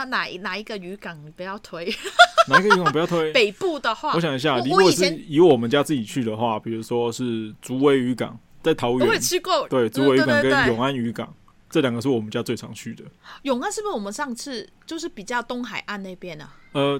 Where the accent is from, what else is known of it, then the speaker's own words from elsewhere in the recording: Hong Kong; 嗯，我们就是香港人嘛，就是比较广东人也好，什么都好，比较煲汤嘛